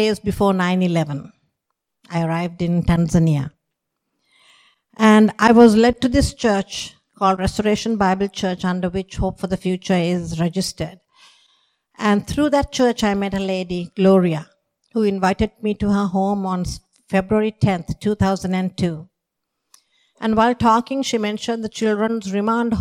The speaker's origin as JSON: {"language": "English", "country": "Sri Lanka", "tie": "born or raised there", "moved": "yes", "said": "I grew up in Sri Lanka."}